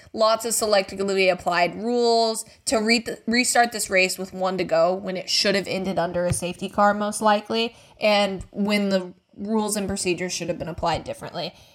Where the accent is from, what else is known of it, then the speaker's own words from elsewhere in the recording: United States; I'm an American